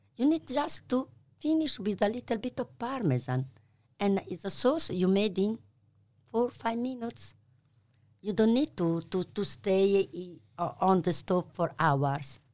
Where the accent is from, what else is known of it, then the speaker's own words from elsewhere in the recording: Bologna, Emilia-Romagna, Italy; English is a second language; moved away as an adult; now in Melbourne, Australia; I'm from Bologna